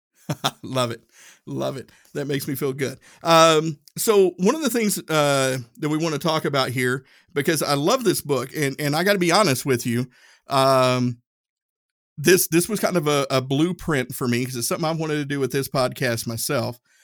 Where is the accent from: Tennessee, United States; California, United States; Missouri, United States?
Tennessee, United States; I'm from Tennessee. We pronounce stuff different out, uh, out that way